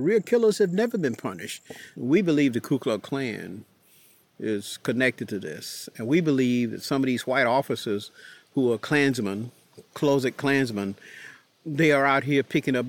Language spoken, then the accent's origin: English; Warrenton, Georgia, United States; My parents went to vote in my hometown of Warrenton.